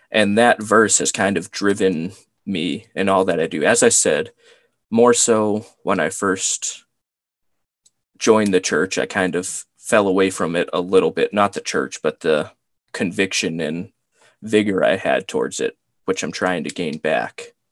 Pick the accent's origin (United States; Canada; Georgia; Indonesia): United States; Cape Cod, Massachusetts; I'm from Cape Cod